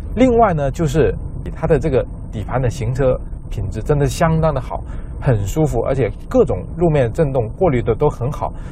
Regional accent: southern China, China; 和我一样在南方长大

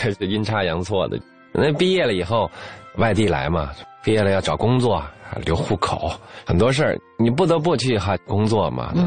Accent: China; 我们中国人

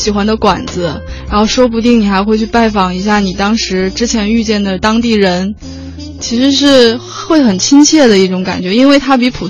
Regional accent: Northeast China, China; 作为一个东北人，吃的很很想念米饭。

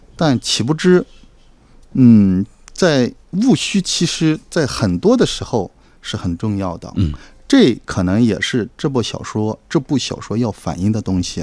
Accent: Yinchuan, Ningxia, China; moved away; also born or lived in Sichuan / Beijing; 它的原型呢，就是我的老家银川

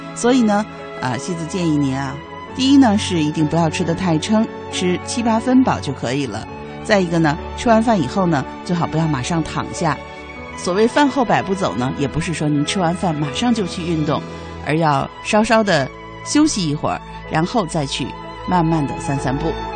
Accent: China; 我们中国人

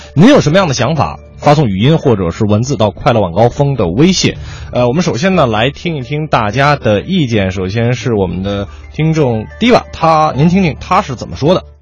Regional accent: Huairou, Beijing, China; also born or lived in Tongzhou, Beijing; 我的老家怀柔

